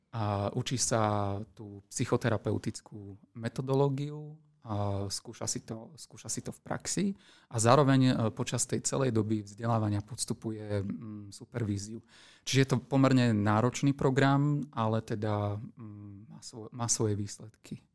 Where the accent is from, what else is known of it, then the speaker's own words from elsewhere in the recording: Slovakia; som Slovák